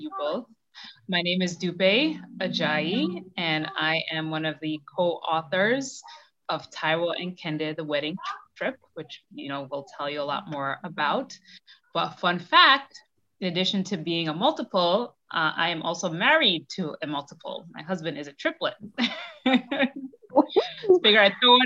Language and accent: English; New York City, New York, United States; Born and raised in Brooklyn, New York.